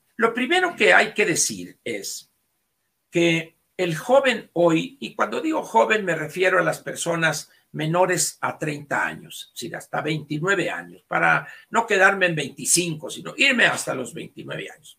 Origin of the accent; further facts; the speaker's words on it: Sonora, Mexico; para mí como sonorense